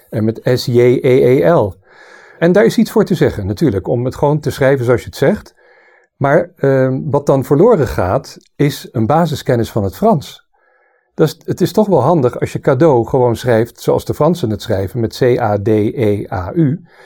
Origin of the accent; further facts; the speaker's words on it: Southern Germany, Germany; born there; Ik ben drietalig opgegroeid. Eh, en dat, dat is heel mooi als je dat meekrijgt. Ik ben geboren in Zuid-Duitsland. Omdat mijn vader daar werkte voor de Amerikaanse militairen als muzikus.